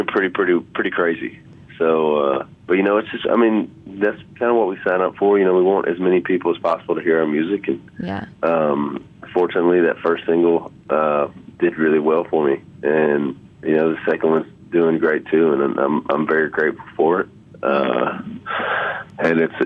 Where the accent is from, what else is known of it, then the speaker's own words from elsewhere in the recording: Louisiana, United States; growing up in Louisiana